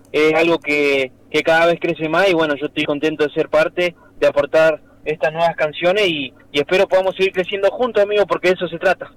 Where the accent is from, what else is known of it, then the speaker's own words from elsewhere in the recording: El Maitén, Chubut, Argentina; estoy en mi pueblo, en Maitén, sí. eh, de 7.000 habitantes noroeste de la provincia de Chubut